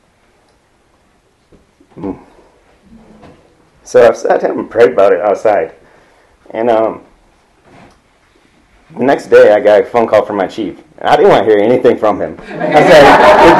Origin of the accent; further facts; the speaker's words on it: California, United States; moved away; I come from California